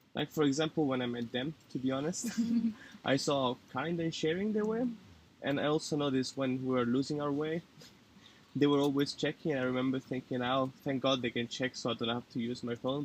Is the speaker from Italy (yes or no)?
yes; Italy; now in Oslo, Norway; I'm from Italy. I'm half French